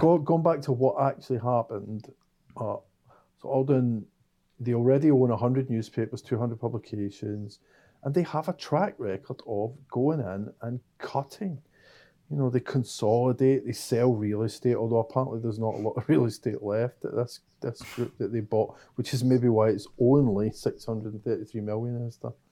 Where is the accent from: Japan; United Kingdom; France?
United Kingdom; Scotland; I am Scottish